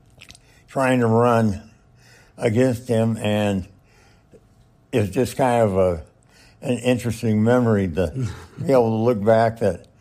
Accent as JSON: {"language": "English", "region": "Nebraska", "country": "United States", "tie": "born or raised there", "also_born_or_lived": "Kansas", "moved": "as an adult", "said": "I was born in Nebraska, and I liked everything about it. And when we lived out of state, I missed it sorely."}